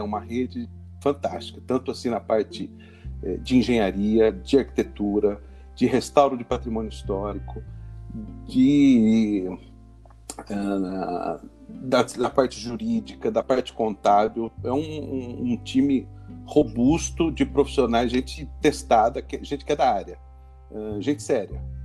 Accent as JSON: {"language": "Portuguese", "town": "Rio Claro", "region": "São Paulo", "country": "Brazil", "moved": "as an adult", "lives_now": "São Paulo, Brazil", "said": "Eu sou do interior de São Paulo, né? Eu sou de Rio Claro e vim fazer faculdade aqui em 86."}